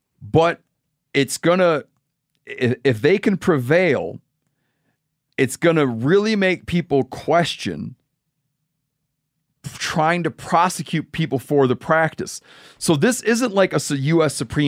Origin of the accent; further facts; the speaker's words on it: Michigan, United States; in my home state of Michigan, first getting Sandhill Crane.